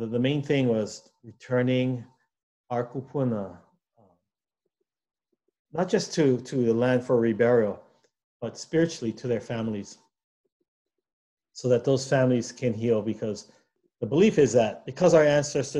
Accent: Hawaii, United States; we as Hawaiian people

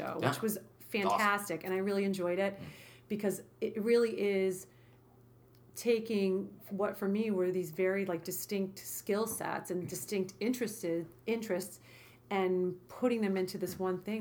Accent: New York City, New York, United States; moved away; growing up in Brooklyn

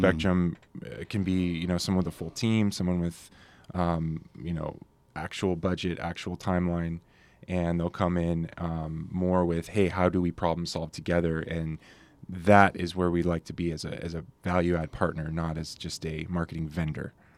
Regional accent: Carlsbad, California, United States; moved away as an adult; now in Santa Barbara, United States; Sean, um, my co-founding partner, and I grew up together down in Carlsbad

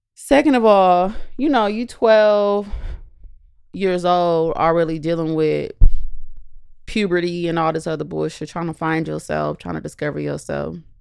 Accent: Southern California, United States; growing up in California

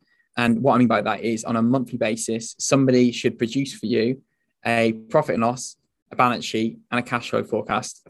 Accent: the Northwest, North West England, United Kingdom; we're both from the Northwest

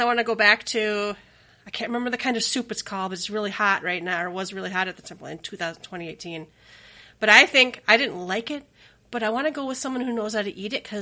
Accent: Minnesota, United States; we grew up in Minnesota

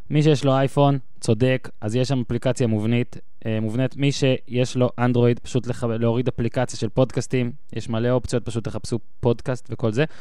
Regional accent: Ben Ami, Northern District, Israel; גדלתי במושב בן עמי, שזה קרוב, מה זה, שלוש דקות נסיעה אליך לדעתי

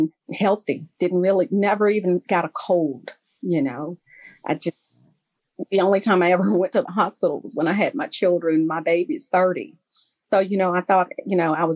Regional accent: Memphis, Tennessee, United States; I am from Memphis, Tennessee. I grew up here

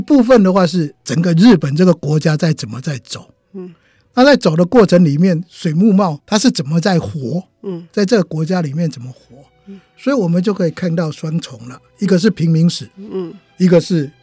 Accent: Taiwan; 我们台湾人啊，老是以为自己很懂日本

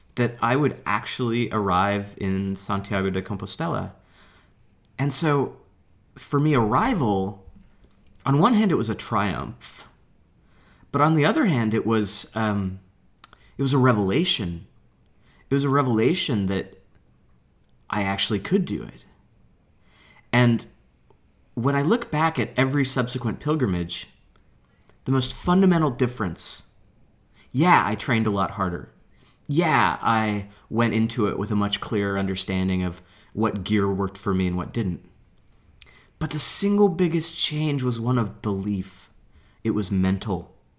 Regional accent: Portland, Oregon, United States; I'm a teacher from Portland, Oregon

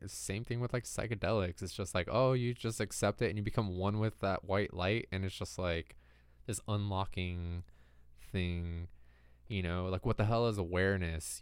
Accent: California, United States; growing up in California

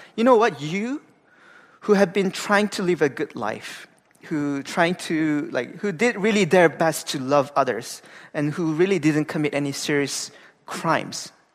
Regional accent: Gangwon, South Korea; moved away; I'm from Korea. Uh, I grew up in a very small town uh, in the East Coast, uh, where it's a province called like Gangwon-do

